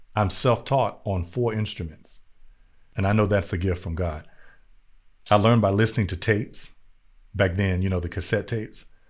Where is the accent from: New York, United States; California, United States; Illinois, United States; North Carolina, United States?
North Carolina, United States; growing up in North Carolina in the eighties and the nineties